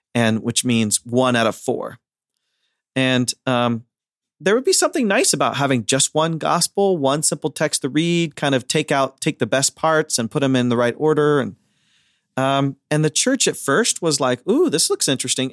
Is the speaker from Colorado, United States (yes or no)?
no; Ohio, United States; I'm from Amish country, Ohio